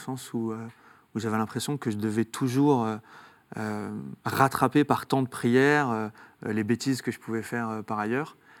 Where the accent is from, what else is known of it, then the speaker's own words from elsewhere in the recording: Saint-Étienne, Auvergne-Rhône-Alpes, France; Je viens de Saint-Étienne, donc, de, parents algériens. on a grandi dans un quartier ouvrier